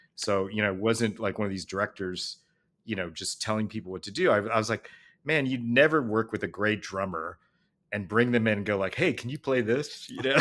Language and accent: English; Los Angeles, California, United States; I grew up in L A, you know, going to see the Richard Pryor live at Sunset